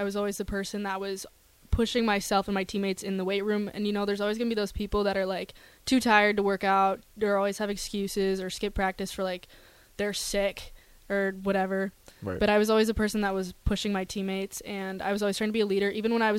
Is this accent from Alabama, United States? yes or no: no; South Dakota, United States; moved away as an adult; now in Nebraska, United States; I run track for Nebraska, and I'm from South Dakota, so just kind of landed here, I guess.